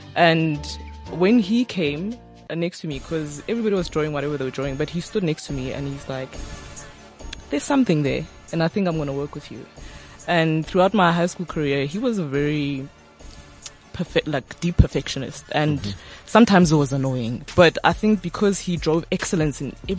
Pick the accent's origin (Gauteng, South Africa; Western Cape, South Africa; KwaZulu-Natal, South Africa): Gauteng, South Africa; Ga-Rankuwa; So I'm from Harangua. {S2} Yeah. {S3} That's in Pretoria. Well, the edge of Pretoria. Some people actually think it's in the northwest, but we still say it's in Gauteng.